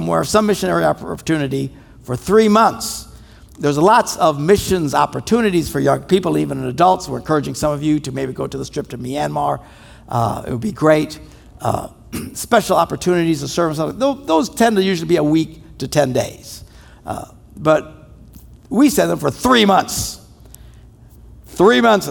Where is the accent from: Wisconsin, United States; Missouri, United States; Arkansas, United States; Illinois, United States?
Wisconsin, United States; we're from Wisconsin